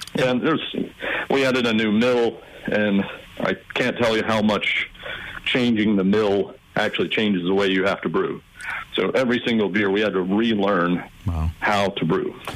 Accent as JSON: {"language": "English", "region": "South Carolina", "country": "United States", "also_born_or_lived": "California", "moved": "as an adult", "said": "I'm actually from South Carolina"}